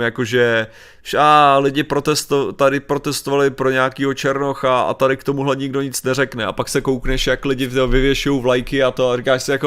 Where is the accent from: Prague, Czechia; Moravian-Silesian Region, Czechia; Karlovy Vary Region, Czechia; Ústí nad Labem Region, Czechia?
Karlovy Vary Region, Czechia; Sokolov region; většina z nás byla, jsme, že jo, ze Sokolovská